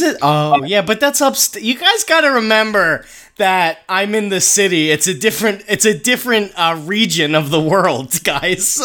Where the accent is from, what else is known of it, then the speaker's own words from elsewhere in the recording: Northeast, United States; I'm from the Northeast